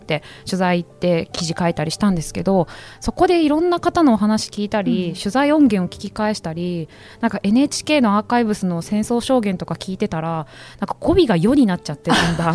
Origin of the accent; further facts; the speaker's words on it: Ibaraki, Japan; 茨城出身なんで